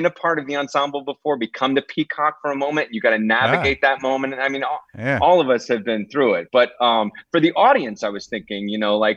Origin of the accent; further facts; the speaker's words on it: Dallas, Texas, United States; this was in Dallas